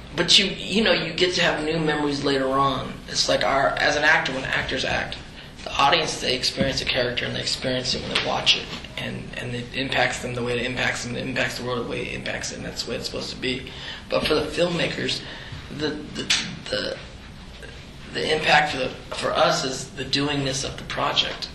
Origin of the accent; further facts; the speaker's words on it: the Bay Area, California, United States; I'm this Filipino kid from the Bay Area, like a little brown boy